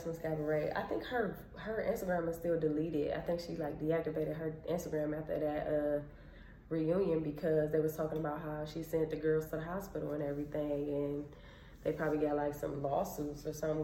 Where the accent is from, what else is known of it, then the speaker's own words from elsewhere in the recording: Cleveland, Ohio, United States; I'm from Cleveland